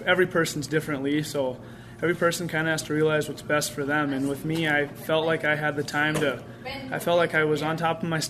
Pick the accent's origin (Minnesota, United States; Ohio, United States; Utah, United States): Minnesota, United States; International Falls; moved away as an adult; now in Fargo-Moorhead, United States; my hometown, it's about 4 hours away from here in International Falls